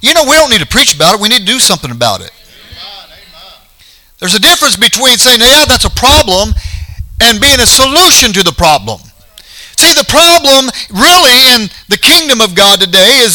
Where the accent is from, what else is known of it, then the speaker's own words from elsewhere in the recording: Colorado, United States; moved away; we're from Colorado